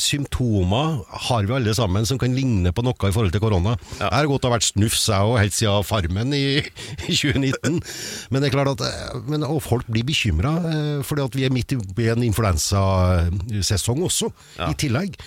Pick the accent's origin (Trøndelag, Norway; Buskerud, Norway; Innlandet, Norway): Trøndelag, Norway; accent: trønder; snakker jeg som en trønder